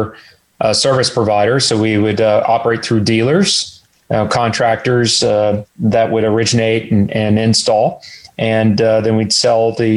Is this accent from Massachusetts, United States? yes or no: no; College Station, Texas, United States; also born or lived in Houston, Texas; I was actually born in Houston. And then in early age, moved to Bryan College Station. Grew up in the construction business